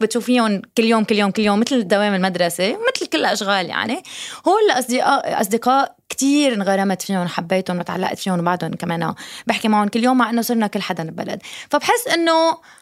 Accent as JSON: {"language": "Arabic", "country": "Lebanon", "tie": "born or raised there", "also_born_or_lived": "United States", "moved": "yes", "said": "ربيت بلبنان بعدين سافرت على امريكا بعدين رجعت على لبنان"}